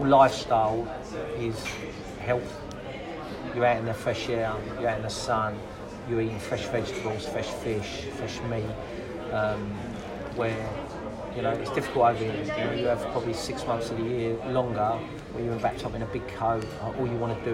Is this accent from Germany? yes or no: no; England, United Kingdom; also born or lived in Spain; me coming in as an English person